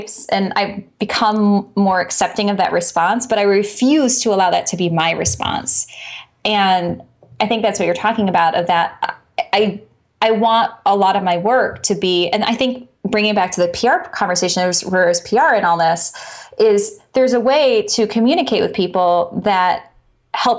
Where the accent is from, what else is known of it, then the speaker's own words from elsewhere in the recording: Chicago, Illinois, United States; I'm from Chicago